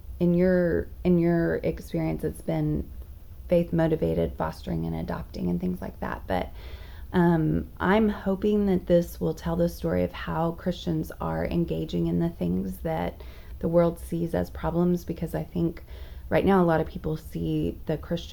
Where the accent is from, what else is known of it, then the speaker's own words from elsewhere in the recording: Dallas, Texas, United States; moved away as an adult; also born or lived in Charlotte, North Carolina; I grew up here in the Dallas area for the most part, and got married here